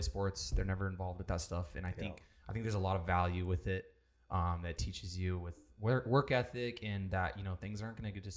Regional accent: Rancho Cucamonga, California, United States; I grew up in Rancho. That's kind of where my whole family's from

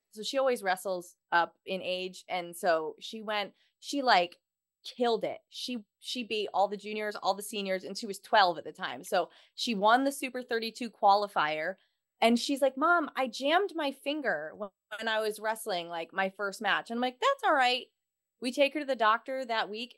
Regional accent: Houston, Texas, United States; I am from Houston, Texas

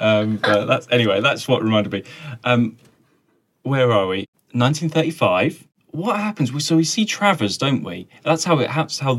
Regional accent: Wales, United Kingdom; Hello, we're from Wales. That's what I was going to do. I knew I had an opening. That's my Wales.

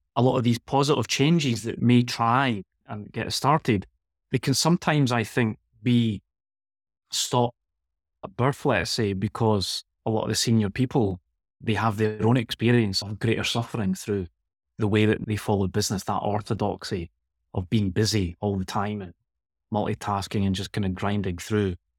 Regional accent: Glasgow, Scotland, United Kingdom; moved away as an adult; also born or lived in Girona; now in Barcelona, Spain; I'm from Glasgow originally, so I was trying to escape the Scottish climate

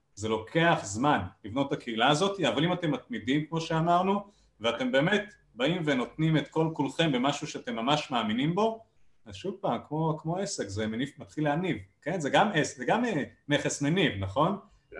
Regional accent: Israel

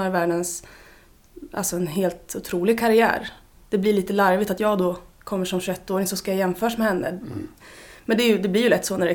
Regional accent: Mjölby, Östergötland, Sweden; Jag är från Mjölby.

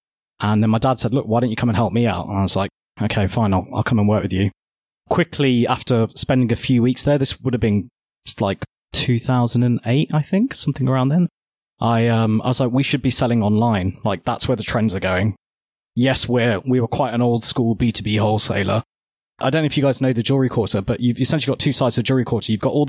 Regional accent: Birmingham, West Midlands, United Kingdom; So I am from Birmingham. Mm-hmm. I was actually born, technically I was born in Small Heath, which is my claim to being a Peaky Blinder. But we quickly moved to Hall Green and then Sully Hull. And I grew up here

